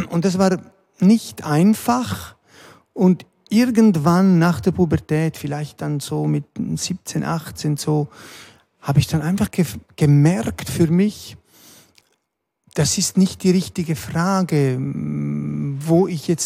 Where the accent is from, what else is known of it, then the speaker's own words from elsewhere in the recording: Stans, Nidwalden, Switzerland; born there; Ich bin dann auch in der Schweiz geboren, 1964 zuerst äh, in der Innerschweiz in Stanz und dann sind wir äh, in der Schweiz noch herumgekommen.